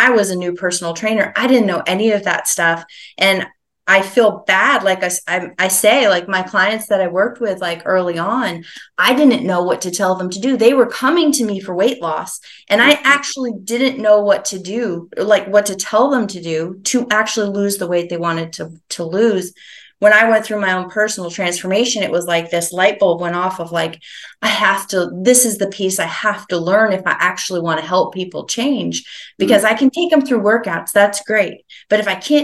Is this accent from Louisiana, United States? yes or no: no; St. Johnsbury, Vermont, United States; moved away; I grew up in Vermont, like way northeastern Vermont, a little town called St. Johnsbury.